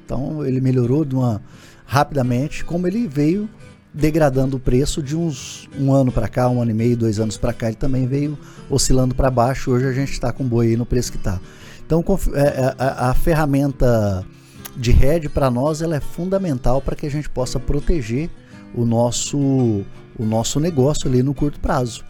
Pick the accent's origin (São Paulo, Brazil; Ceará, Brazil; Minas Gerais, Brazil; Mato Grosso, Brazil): Mato Grosso, Brazil; Jauru; eu sou eu sou de Jauru, natural de Jauru, nasci em 1978